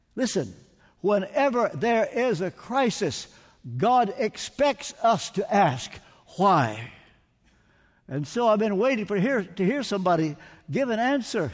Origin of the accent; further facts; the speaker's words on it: Kentucky, United States; Ricky and I come from Kentucky, born thirty miles apart